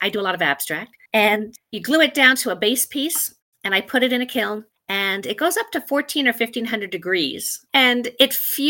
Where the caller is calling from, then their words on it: Los Angeles, California, United States; The Los Angeles area.